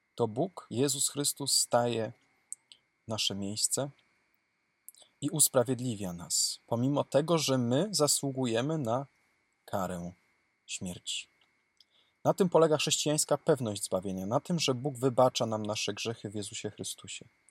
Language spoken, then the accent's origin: Polish; Cisownica, Silesian Voivodeship, Poland; Mój proboszcz cisownicy mojej rodzinnej miejscowości